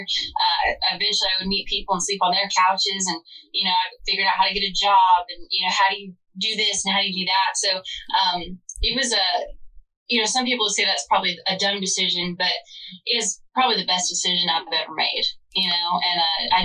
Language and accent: English; Bakersfield, California, United States; now in Nashville, United States; my hometown of Bakersfield, California is known as the original Nashville